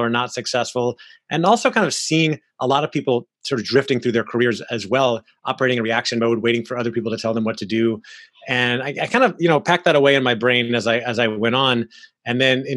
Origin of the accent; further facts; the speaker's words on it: Orlando, Florida, United States; I grew up in Orlando, Florida, where I am now